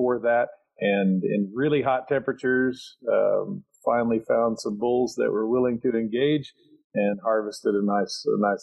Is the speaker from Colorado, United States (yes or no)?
no; Bakersfield, California, United States; moved away; also born or lived in Arizona; I'm from Bakersfield, and Bakersfield is a little different than the rest of California